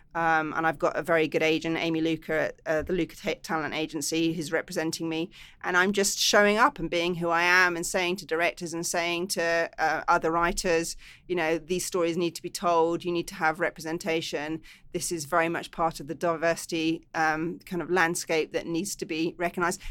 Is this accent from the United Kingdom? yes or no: yes; England, United Kingdom; now in Los Angeles, United States; I'm English